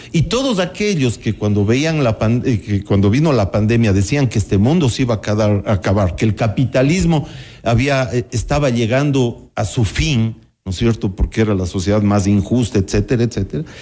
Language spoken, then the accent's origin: Spanish; Cuenca, Azuay, Ecuador; en mi infancia en Cuenca, por ejemplo, todavía veíamos, y a mi propia escuela habían niños que iban descalzos